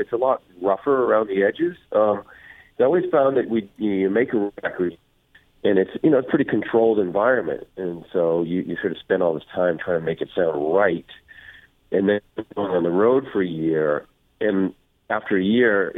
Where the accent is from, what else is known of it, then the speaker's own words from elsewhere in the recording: East Coast, United States; now in California, United States; I grew up on the East Coast